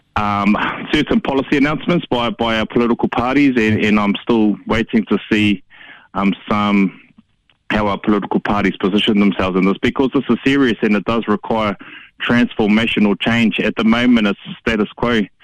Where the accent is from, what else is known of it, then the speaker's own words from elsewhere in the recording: Hamilton, Waikato, New Zealand; I grew up in Hamilton uh, and I went to Ngakuaka, Kuaka, Tōku Māpihi Maurea, uh, Hillcrest High School right through to university